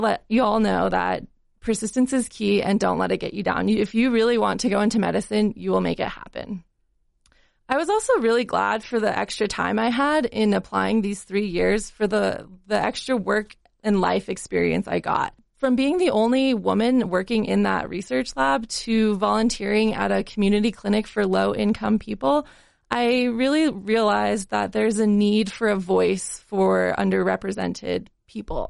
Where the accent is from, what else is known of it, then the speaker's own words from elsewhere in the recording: Salt Lake City, Utah, United States; also born or lived in Colorado; I grew up here in Salt Lake City